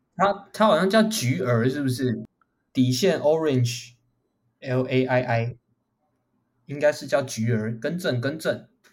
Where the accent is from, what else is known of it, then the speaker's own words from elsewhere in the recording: Taichung, Taiwan; 我们台中人